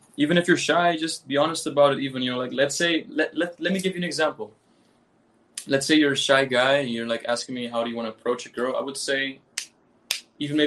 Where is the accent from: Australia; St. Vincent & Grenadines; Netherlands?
Netherlands; Amsterdam, North Holland; moved away; also born or lived in Caribbean; I was born in Amsterdam. Like, I'm actually from Holland. I'm Dutch.